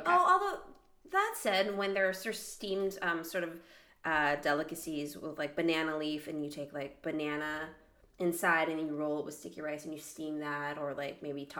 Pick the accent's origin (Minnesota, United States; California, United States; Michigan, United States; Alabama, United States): Minnesota, United States; I'm from Minnesota.